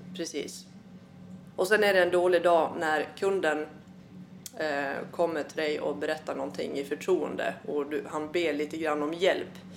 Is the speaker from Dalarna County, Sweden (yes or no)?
yes; Malung, Dalarna County, Sweden; also born or lived in Uppsala / Svärdsjö; now in Falun, Sweden; uppvuxen i Malung